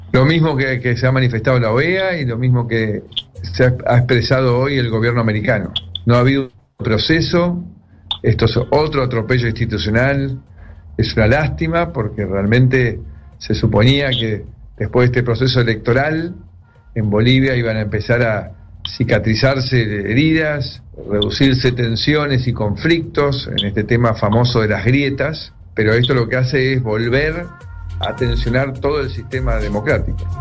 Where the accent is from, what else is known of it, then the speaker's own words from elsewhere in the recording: Argentina; Como presidente de la República Argentina